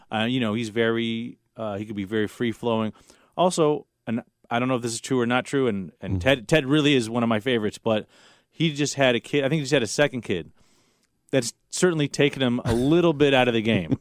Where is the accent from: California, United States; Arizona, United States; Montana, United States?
California, United States; Los Angeles; I grew up in Los Angeles